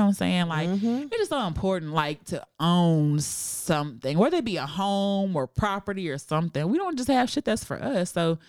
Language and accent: English; Fort Worth, Texas, United States; I'm from Fort Worth.